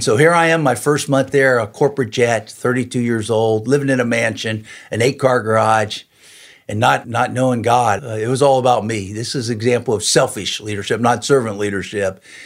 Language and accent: English; Cincinnati, Ohio, United States; also born or lived in Morrow, Ohio; Grew up in Cincinnati. That's where my wife and I both grew up